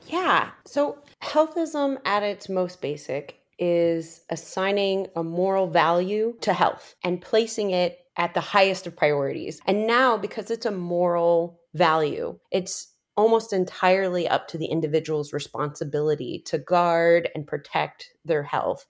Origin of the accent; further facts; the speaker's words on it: Midwest, United States; we're both from the Midwest.